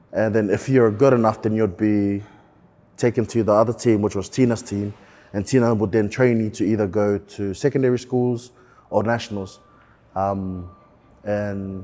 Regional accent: Tonga; now in Auckland, New Zealand; Was raised in Tonga. Grew up there for the first part of my life and came over here to have a better chance in life and stuff, with more opportunities and all that kind of good stuff in 2006

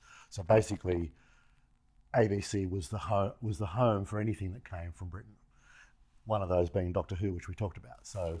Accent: Australia; now in United States; We just did not get what you got here in America.

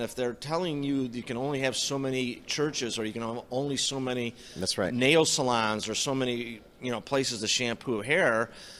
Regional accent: Chicago, Illinois, United States; I believe in honest elections. I come from Chicago.

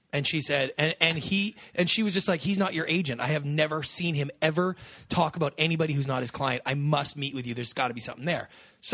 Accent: Canada; now in United States

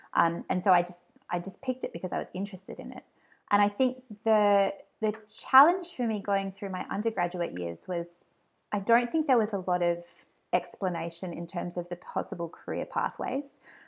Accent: Hobart, Tasmania, Australia; In Tassie, yeah. It was a fantastic place to grow up. I lived in Hobart with my family, and it's just a really beautiful, very quiet life.

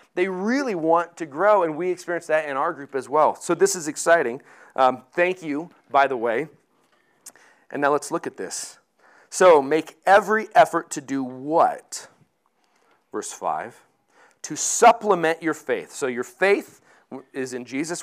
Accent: Colorado, United States; I grew up in Colorado

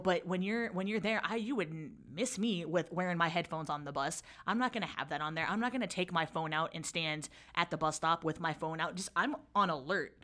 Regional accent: San Francisco, California, United States; grew up in San Francisco, from San Francisco, born and raised

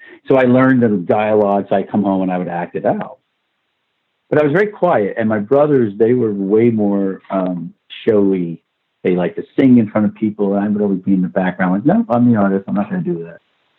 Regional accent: Brooklyn, New York, United States; accent: Brooklyn; I had this Brooklynese accent and, you know, heavy, heavy Brooklyn accent.

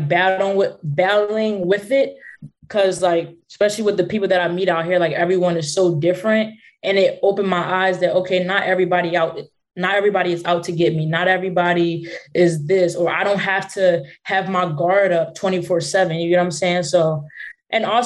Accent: Philadelphia, Pennsylvania, United States; I'm from Philly. So that's like I grew up in the hood

